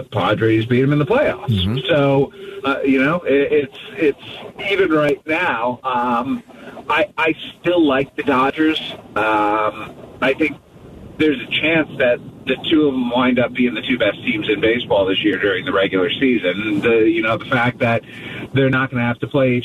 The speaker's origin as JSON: {"language": "English", "town": "Cleveland", "region": "Ohio", "country": "United States", "tie": "born or raised there", "moved": "yes", "lives_now": "Kansas City, United States", "said": "I grew up in Cleveland."}